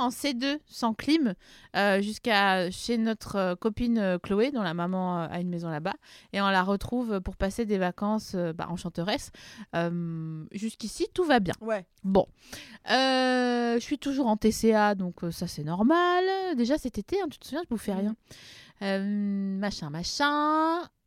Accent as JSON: {"language": "French", "area": "Vosges", "region": "Grand Est", "country": "France", "said": "je viens des Vosges"}